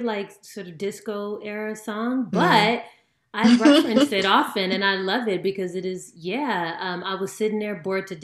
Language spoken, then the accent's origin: English; California, United States; I'm from California